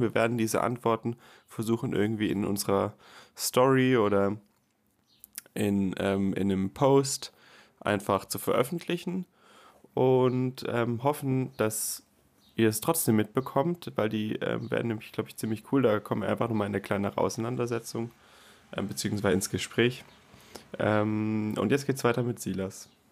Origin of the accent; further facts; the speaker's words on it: Karlsruhe, Baden-Württemberg, Germany; ich bin nämlich im CVM Karlsruhe groß geworden